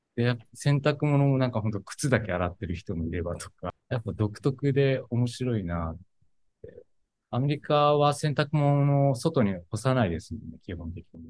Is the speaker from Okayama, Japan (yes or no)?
no; Kuwana, Mie, Japan; now in Tokyo, Japan; 僕が地元が三重県の桑名市ってところで